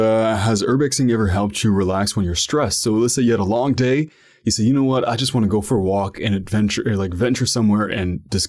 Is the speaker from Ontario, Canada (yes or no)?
yes; Ottawa, Ontario, Canada; so I'm from Ottawa, Ontario, Canada. And sometimes I live in the downtown, so it's the national capital of Canada.